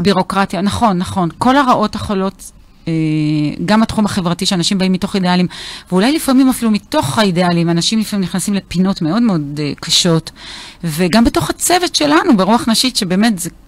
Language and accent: Hebrew; Beersheba, Southern District, Israel; now in Even Yehuda, Israel; אני נולדתי וגדלתי בהארדקור באר שבע